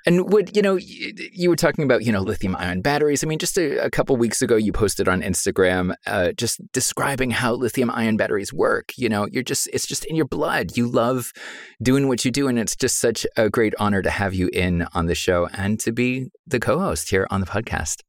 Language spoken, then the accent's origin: English; United States; accent: American; now in Germany; as you can tell from my accent, I'm American